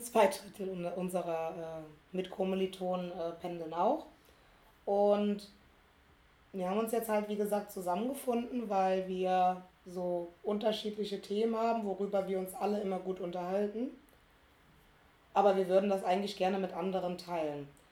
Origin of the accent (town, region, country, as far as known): small town in Rhineland-Palatinate, Germany; born or raised there; moved away as an adult; now in Berlin, Germany